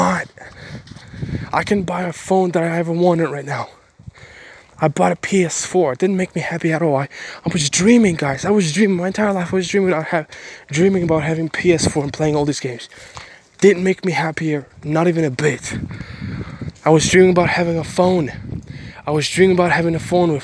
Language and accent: English; Ukraine; English is a second language; now in Bulgaria; I'm from Ukraine, live in Bulgaria.